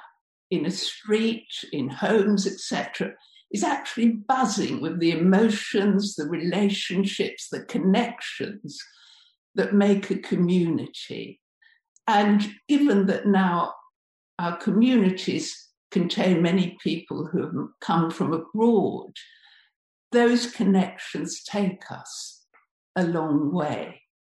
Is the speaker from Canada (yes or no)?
no; Bradford, Yorkshire and the Humber, United Kingdom; I come from Bradford. I come from the grit and courage of its people.